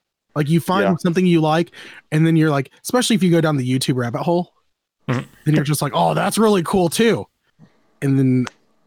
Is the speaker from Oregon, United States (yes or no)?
no; Florida, United States; I'm from Florida, man. I've been through so many hurricanes.